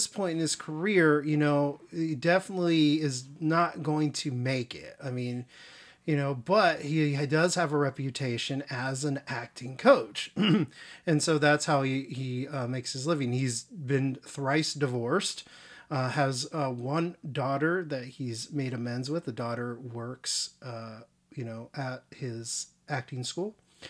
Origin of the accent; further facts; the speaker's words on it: California, United States; You know, I was raised near Los Angeles. I mean, you know, well, not in it, but around it.